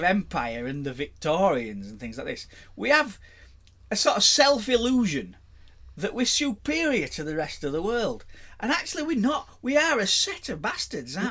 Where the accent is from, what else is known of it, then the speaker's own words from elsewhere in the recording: United Kingdom; Being British, we kind of grew up